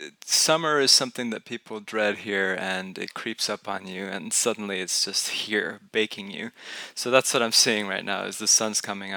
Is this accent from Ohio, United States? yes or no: no; Houston, Texas, United States; So I grew up in Houston, just a stone's throw away, actually on a street called Skipping Stone Lane.